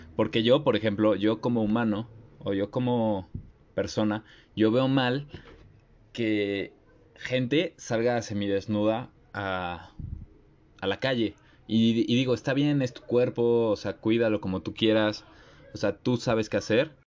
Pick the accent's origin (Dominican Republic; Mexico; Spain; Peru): Mexico; nuestra sociedad, aún siendo mexicanos